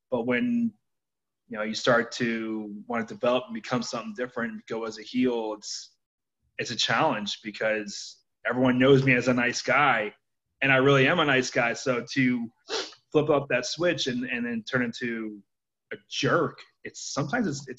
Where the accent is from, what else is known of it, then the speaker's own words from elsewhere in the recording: Philadelphia, Pennsylvania, United States; I'm originally from Philadelphia